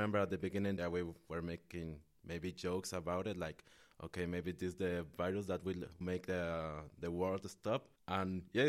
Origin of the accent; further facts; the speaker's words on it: Mexico; also born or lived in Nicaragua; now in Netherlands; I'm from Mexico and Nicaragua, from both countries.